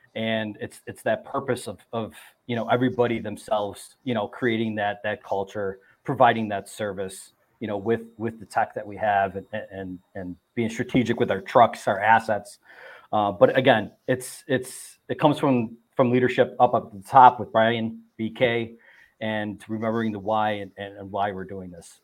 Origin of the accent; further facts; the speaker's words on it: Buffalo, New York, United States; I'm from Buffalo, New York